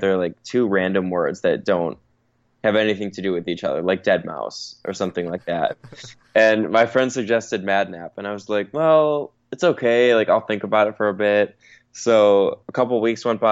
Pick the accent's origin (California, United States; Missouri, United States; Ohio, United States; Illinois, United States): Illinois, United States; Chicago; moved away as an adult; also born or lived in Tampa, Florida / London; now in Los Angeles, United States; I was born and raised in Chicago, lived there till I was 18, so I did everything through high school there